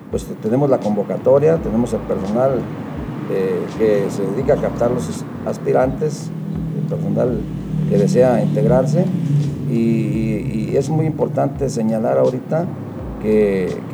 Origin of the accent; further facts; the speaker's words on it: Mexico; como ciudadano mexicano, pues tener la identidad nacional y los valores cívicos para cumplir como mexicano